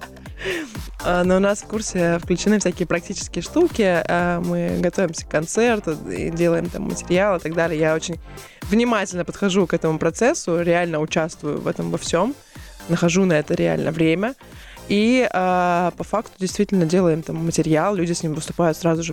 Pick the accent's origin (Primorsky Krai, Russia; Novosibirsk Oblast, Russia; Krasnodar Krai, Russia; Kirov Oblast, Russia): Novosibirsk Oblast, Russia; Novosibirsk; moved away as an adult; also born or lived in Rubtsovsk, Altai Krai; now in Moscow, Russia; Я родилась в городе Рубцовске, это Алтайский край. Потом, ага. ну, практически всю свою сознательную жизнь я прожила в Новосибирске